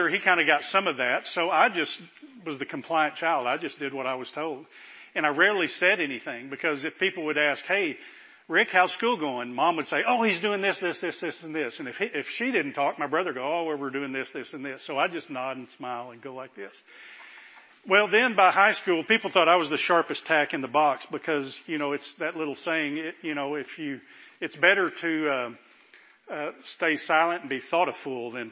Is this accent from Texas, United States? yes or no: yes; Fort Worth, Texas, United States; I grew up in the Baptist church in Fort Worth, North Richland Hills Baptist Church